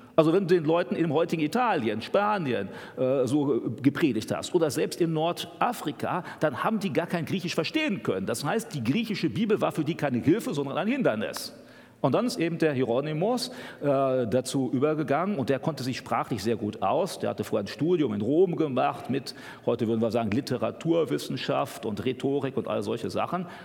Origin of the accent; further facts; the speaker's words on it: Germany; für uns als Deutsche